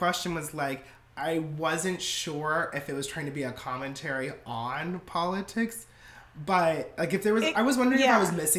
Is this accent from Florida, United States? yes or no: yes; Orlando, Florida, United States; moved away; I'm from Orlando, Florida, originally